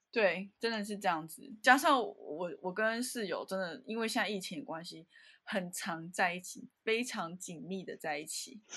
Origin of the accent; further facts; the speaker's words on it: Taiwan; moved away as an adult; also born or lived in Netherlands; now in Japan; 我就台妹啊